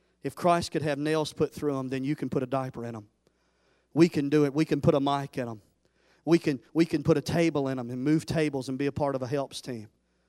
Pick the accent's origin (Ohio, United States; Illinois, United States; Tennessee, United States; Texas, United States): Tennessee, United States; I always said, I'm from Tennessee. I've always said Memphis, best barbecue, till I came right here in North Carolina.